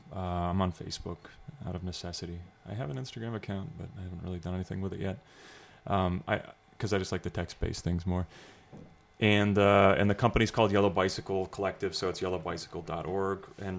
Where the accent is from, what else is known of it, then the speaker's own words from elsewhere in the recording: Astoria, New York, United States; Yeah, because I come from Astoria.